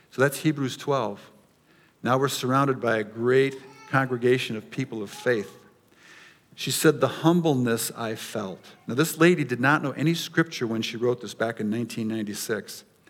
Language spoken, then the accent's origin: English; United States; as Americans and even as American Christians